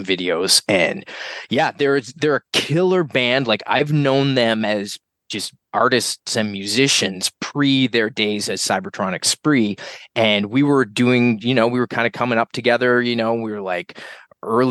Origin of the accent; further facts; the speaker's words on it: Halifax, Nova Scotia, Canada; now in Toronto, Canada; I was born and raised in Halle, and both my parents were actually originally from Toronto